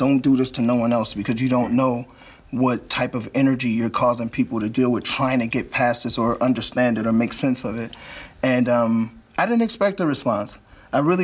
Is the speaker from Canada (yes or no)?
no; Gary, Indiana, United States; I'm from Gary, Indiana